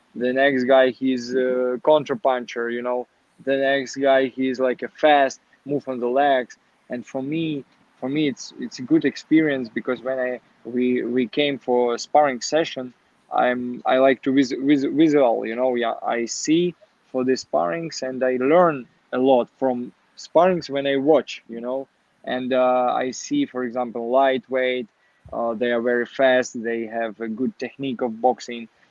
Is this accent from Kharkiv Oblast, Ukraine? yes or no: yes; Kharkiv, Kharkiv Oblast, Ukraine; English is a second language; moved away as an adult; also born or lived in Kyiv, Ukraine / Warsaw, Poland / Florida, United States; I was born in Kharkiv